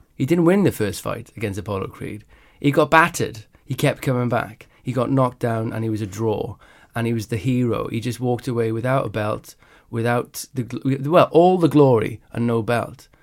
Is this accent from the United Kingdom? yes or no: yes; Wales, United Kingdom; I grew up in Wales